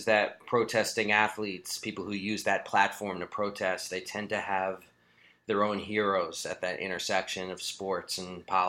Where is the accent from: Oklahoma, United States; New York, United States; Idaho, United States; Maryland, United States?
New York, United States; New York City; I grew up in New York City